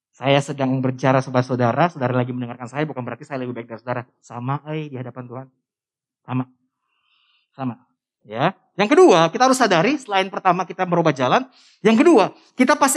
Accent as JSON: {"language": "Indonesian", "region": "North Sulawesi", "country": "Indonesia", "said": "Orang Sangir itu Sulawesi Utara. Dari Manado naik kapal lagi semalam. Dekat Filipin. Itu kampung saya."}